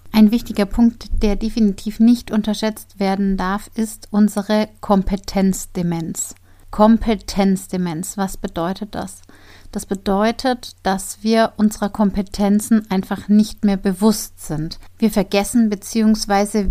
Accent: Bavaria, Germany; bin ich ja aus Bayern

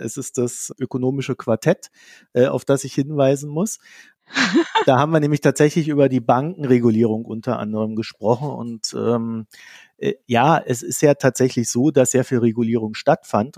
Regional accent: East Germany, Germany; ich komme ja aus dem Arbeiter- und Bauernstaat, äh, sprich der DDR

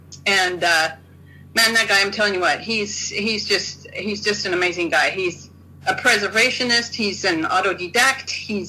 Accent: Idaho, United States; moved away as an adult; also born or lived in Oregon / Tokyo; now in Japan; I grew up in Idaho, as you said, on a potato farm.

